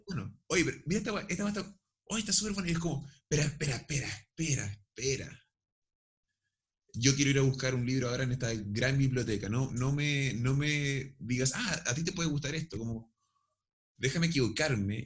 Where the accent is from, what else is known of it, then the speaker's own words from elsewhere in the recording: Chile; Y somos ambos chilenos y sabemos hablar español